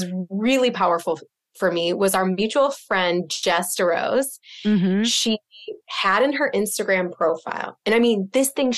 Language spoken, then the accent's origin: English; Midwest, United States; now in Boston, United States; I'm from the Midwest, just like you.